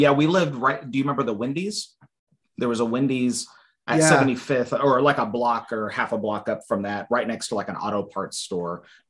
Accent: Wyandotte County, Kansas, United States; also born or lived in Bonner Springs, Kansas; now in Lee's Summit, United States; I grew up in Wyandotte County, which is kind of a downtown area.

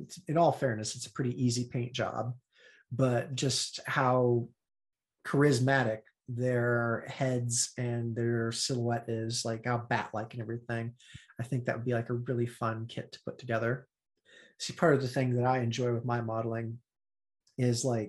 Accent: Kansas, United States; I grew up in Kansas

